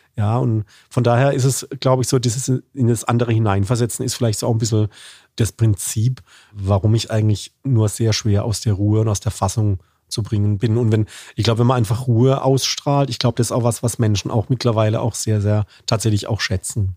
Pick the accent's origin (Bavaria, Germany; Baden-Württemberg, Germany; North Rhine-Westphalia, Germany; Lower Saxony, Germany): Baden-Württemberg, Germany; Karlsruhe; accent: Badisch; als Badener, also als Karlsruher